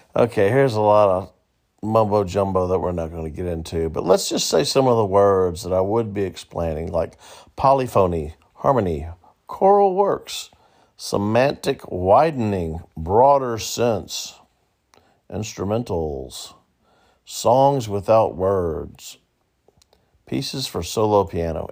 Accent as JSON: {"language": "English", "region": "the South", "country": "United States", "said": "I say y'all a lot, it's 'cause I'm from the South, and I live in the South"}